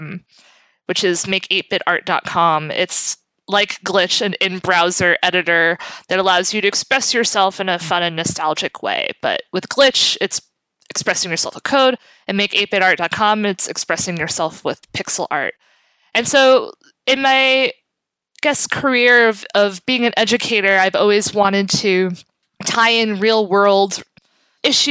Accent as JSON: {"language": "English", "town": "New York City", "region": "New York", "country": "United States", "lives_now": "Jersey City, United States", "said": "I live in Jersey City. I'm originally from South Brooklyn. I've always lived in this area"}